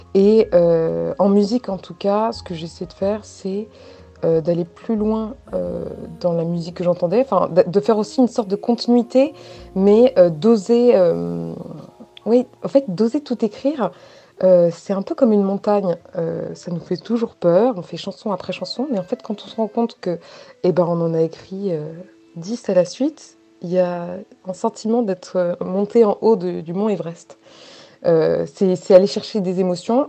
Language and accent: French; Paris, Île-de-France, France; moi je suis de Châtelet-Léal, enfin issue en tout cas de Châtelet-Léal. Mon père est né à Châtelet-Léal, ma grand-mère aussi